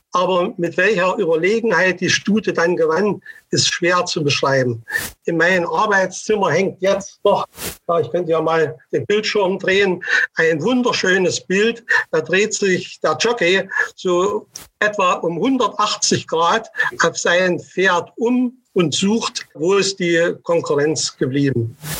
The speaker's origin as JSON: {"language": "German", "town": "Leipzig", "region": "Saxony", "country": "Germany", "tie": "born or raised there", "said": "meine Heimatstadt oder quasi Heimatstadt Leipzig"}